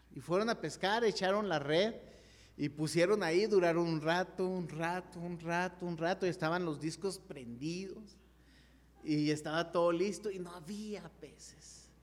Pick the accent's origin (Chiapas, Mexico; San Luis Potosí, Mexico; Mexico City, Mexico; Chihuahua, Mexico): Chihuahua, Mexico; nos fuimos a un campamento, la iglesia Gerrela en Chihuahua